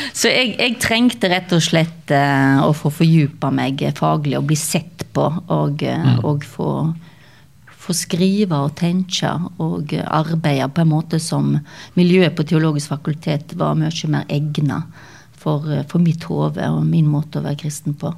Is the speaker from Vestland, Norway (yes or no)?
yes; Stord, Vestland, Norway; accent: Stord dialect; så jeg er sånn halv hallingdøl og halv jølstring, oppvokst på Stord